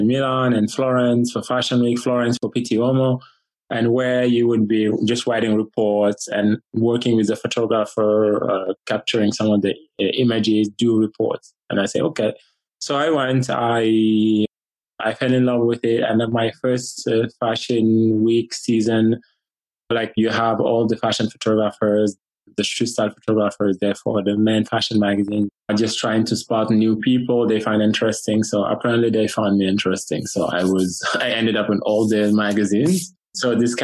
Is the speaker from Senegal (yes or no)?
yes; Senegal; now in United States; I'm from Senegal, but I'm American now. I've taken the nationality after many years of living in the U.S.